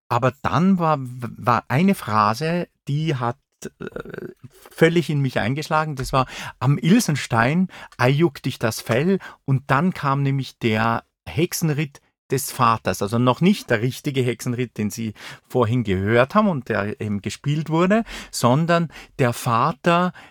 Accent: Saalfelden, Salzburg, Austria; also born or lived in Zell am See; Äh, Zell am See ist mein Geburtsort. Aufgewachsen bin ich aber in Saalfelden. Das ist im Pinzgau. Das ist ein äh, Teil von Salzburg-Land.

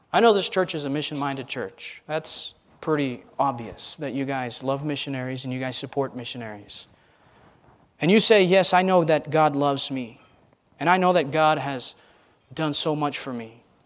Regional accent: United States; I'm an American

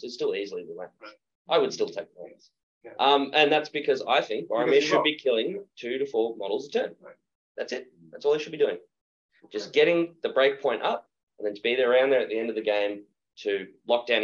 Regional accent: Australia; I'm an Australian

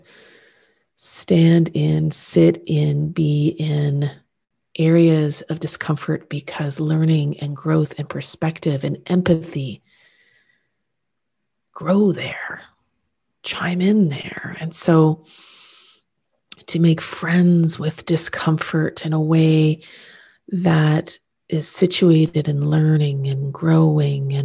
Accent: Canada; being Canadian, in the society in which I live, love, and lead

